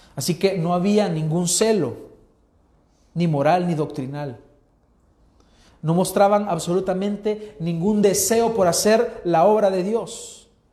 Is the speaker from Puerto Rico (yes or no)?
no; El Salvador; los 5 millones de salvadoreños que habemos